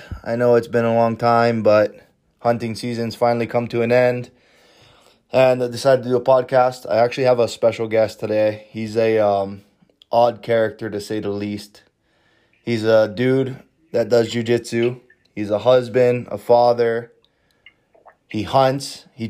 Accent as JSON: {"language": "English", "region": "Hawaii", "country": "United States", "said": "I'm from Hawaii"}